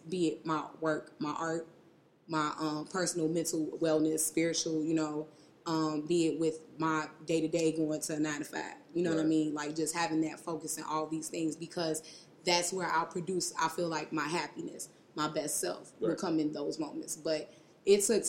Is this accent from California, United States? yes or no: no; Chicago, Illinois, United States; I'm from Uptown Chicago